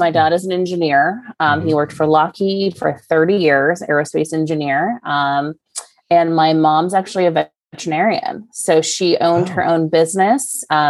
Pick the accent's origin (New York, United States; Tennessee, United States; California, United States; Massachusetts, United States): California, United States; Valencia; I am from Valencia, California. So Southern California, suburb of Los Angeles, and kind of made my way back to Los Angeles after college.